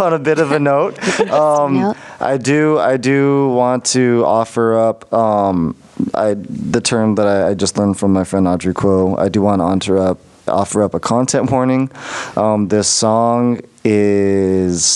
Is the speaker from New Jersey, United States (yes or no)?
yes; New Jersey, United States; I was growing up in Jersey at the time, so it was like the station I would listen